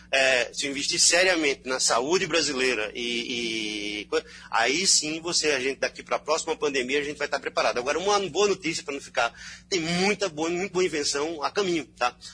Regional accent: Belgium; now in Brazil; Eu sou belga também, então certo brasileiro e belga.

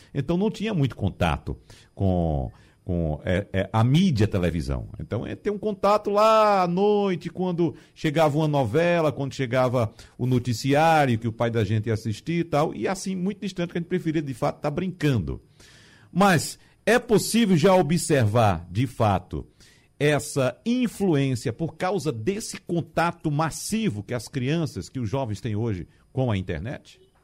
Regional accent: interior of the Northeast, Northeast Region, Brazil; no meu tempo de menino, no interior

